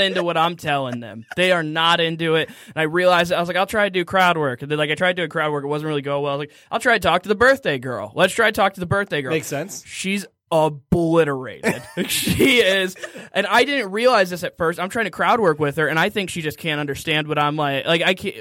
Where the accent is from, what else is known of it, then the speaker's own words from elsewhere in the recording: Waterford, Michigan, United States; I'm from Waterford